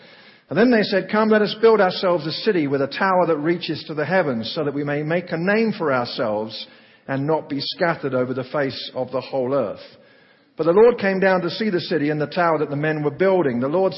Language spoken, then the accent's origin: English; Oklahoma, United States; I'm from Oklahoma, and it's great to be home.